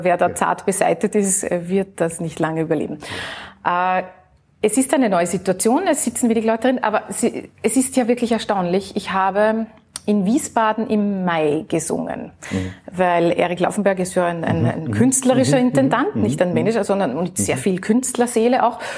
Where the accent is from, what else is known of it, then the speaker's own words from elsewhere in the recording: Vienna, Austria; ich als Wienerin, als Österreicherin